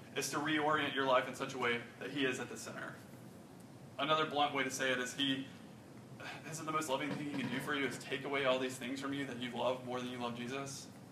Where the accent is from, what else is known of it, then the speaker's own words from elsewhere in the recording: Rock Hill, South Carolina, United States; I grew up in Rock Hill. It's about an hour north of here.